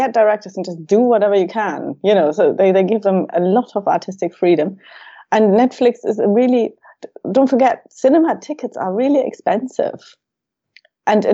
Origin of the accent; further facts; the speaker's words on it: Germany; moved away; As a child of communists growing up in Germany